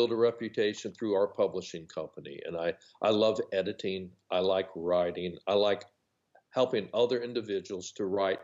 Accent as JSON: {"language": "English", "town": "Los Angeles", "region": "California", "country": "United States", "tie": "born or raised there", "moved": "as an adult", "lives_now": "North Carolina, United States", "said": "I grew up in Los Angeles, California"}